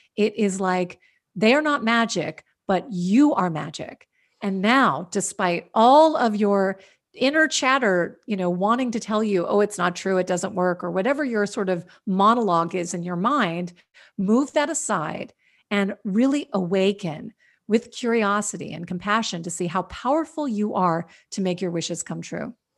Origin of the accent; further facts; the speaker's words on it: Washington, District of Columbia, United States; also born or lived in New York; now in California, United States; I grew up in Washington, D C